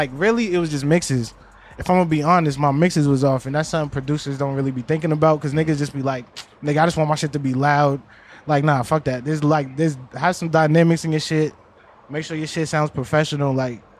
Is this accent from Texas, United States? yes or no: no; Boston, Massachusetts, United States; moved away as an adult; now in Los Angeles, United States; I grew up in Hyde Park